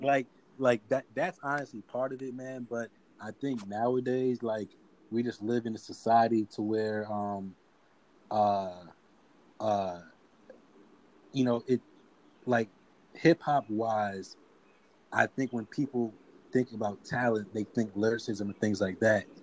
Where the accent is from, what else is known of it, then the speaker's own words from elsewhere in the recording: Atlanta, Georgia, United States; growing up in Atlanta